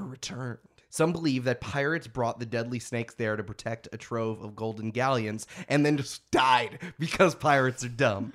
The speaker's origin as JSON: {"language": "English", "country": "United States", "said": "I'm just an American"}